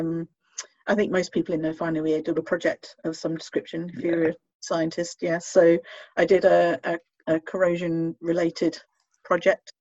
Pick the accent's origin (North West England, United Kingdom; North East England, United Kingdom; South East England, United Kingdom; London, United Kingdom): South East England, United Kingdom; Bracknell; moved away as an adult; also born or lived in Portsmouth / Manchester; I'm from Berkshire, Bracknell